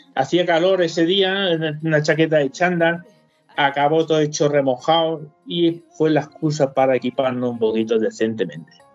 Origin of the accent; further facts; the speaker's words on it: Alicante, Valencian Community, Spain; moved away as an adult; now in Munich, Germany; yo soy valenciano, alicantino, para decirlo así, borracho y fino que dicen.